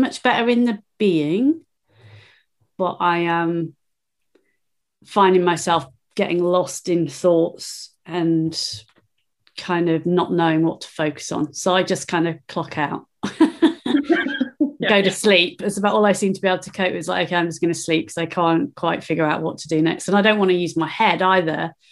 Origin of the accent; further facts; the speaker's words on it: England, United Kingdom; now in Peebles, United Kingdom; physically, I am just south of Edinburgh in a town called Peebles. Um, I've been in Scotland for nearly 30 years. I am English and planning a move back to England permanently, imminently.